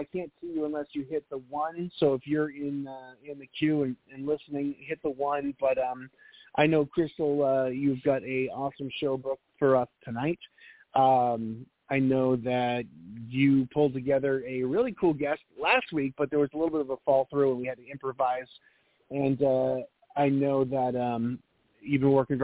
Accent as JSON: {"language": "English", "town": "Boston", "region": "Massachusetts", "country": "United States", "tie": "born or raised there", "also_born_or_lived": "New Hampshire", "moved": "yes", "said": "I grew up in Boston, and we had 15 feet of snow constantly throughout the winter"}